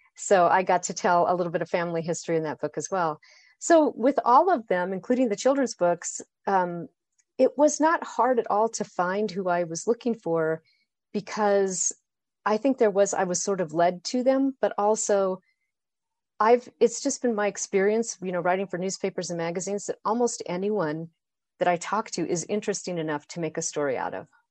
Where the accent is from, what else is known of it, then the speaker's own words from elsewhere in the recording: Boise, Idaho, United States; I grew up in Boise, Idaho